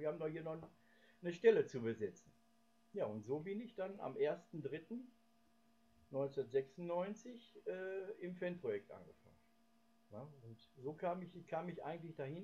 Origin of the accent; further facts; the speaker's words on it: Gelsenkirchen, North Rhine-Westphalia, Germany; Gelsenkirchenhorst. Das ist auch mein Geburtsort